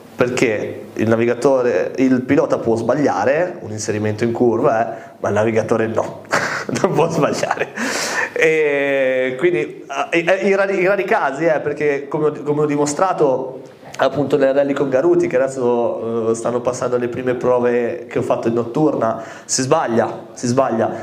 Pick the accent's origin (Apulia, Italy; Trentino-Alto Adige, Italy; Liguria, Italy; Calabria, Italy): Liguria, Italy; Costarainera; also born or lived in Malta; quando a Malta mi chiedevano di dove eri, io dicevo, di Costa Reinera